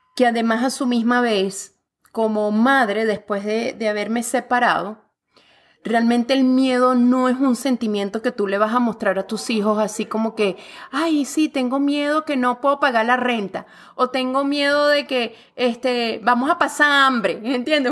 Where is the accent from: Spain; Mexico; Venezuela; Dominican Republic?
Venezuela; now in Canada; yo como venezolana, mira, alborotada, gritona, rumbera